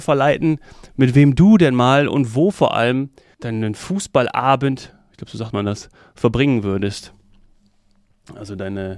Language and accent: German; Hesse, Germany; ich als gebürtiger Hesse